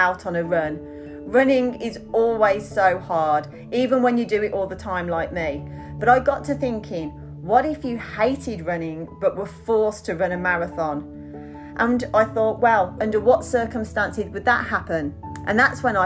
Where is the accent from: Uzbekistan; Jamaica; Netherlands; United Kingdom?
United Kingdom; Birmingham, West Midlands; accent: Birmingham Brummy; moved away as an adult; now in Australia; I emigrated to Australia 17 years ago when I was 25, and my Birmingham Brummy accent is sticking.